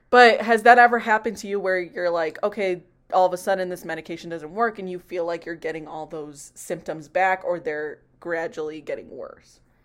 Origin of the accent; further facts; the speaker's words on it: Chicago, Illinois, United States; I'm also from Chicago